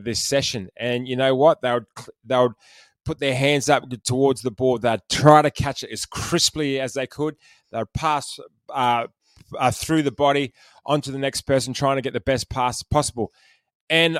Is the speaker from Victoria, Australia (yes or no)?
no; Penrith, New South Wales, Australia; I'm from Penrith.